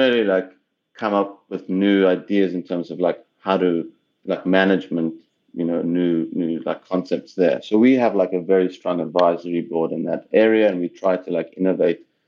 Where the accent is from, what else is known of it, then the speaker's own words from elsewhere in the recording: South Africa; moved away as an adult; also born or lived in Cape Town / Tel Aviv / Oklahoma; now in Los Angeles, United States; I'm from South Africa originally